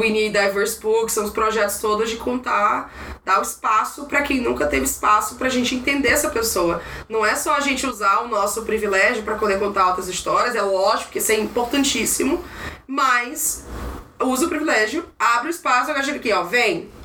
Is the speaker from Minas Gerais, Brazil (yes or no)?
no; Maranhão, Brazil; now in São Paulo, Brazil; sou do Maranhão